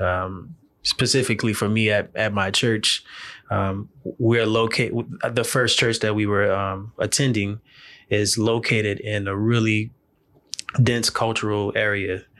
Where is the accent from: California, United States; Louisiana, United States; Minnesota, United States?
Louisiana, United States; New Orleans; I'm originally born and raised in New Orleans, uh, Louisiana.